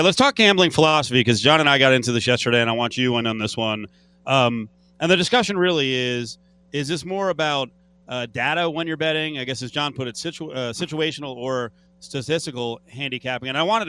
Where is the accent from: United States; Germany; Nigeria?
United States; Northeast; now in Las Vegas, United States; growing up in the Northeast